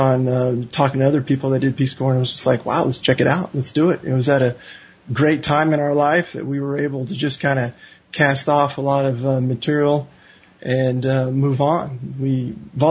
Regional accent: Katy, Texas, United States; I grew up in Katy, Texas, and I had never really left Texas until I became drinking age

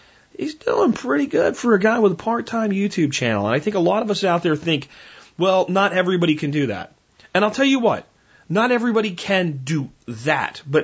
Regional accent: Texas, United States; being a Texan

